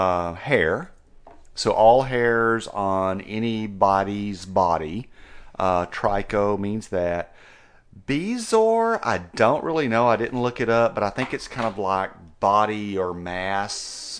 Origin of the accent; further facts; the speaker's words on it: United States; accent: southeastern Georgia mix with West Texas; It's kind of a weird southeastern Georgia mix with West Texas. And it just is what it is.